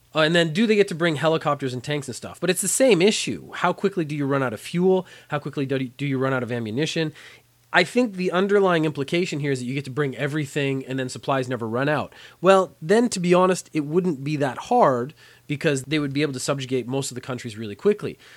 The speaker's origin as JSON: {"language": "English", "country": "Canada", "moved": "as an adult", "lives_now": "Japan"}